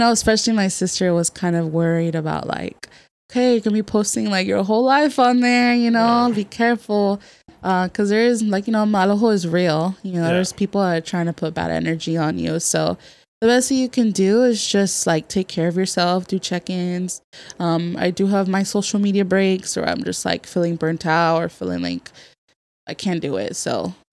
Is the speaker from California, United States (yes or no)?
yes; Merced, California, United States; now in San Diego, United States; I'm from the Central Valley. Shout out to 209 Merced, California